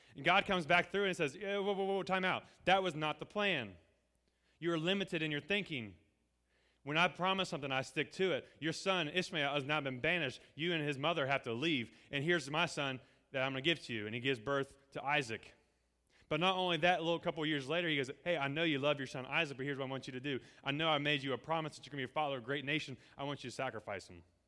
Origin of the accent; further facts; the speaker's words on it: Appalachia, United States; we're Appalachian here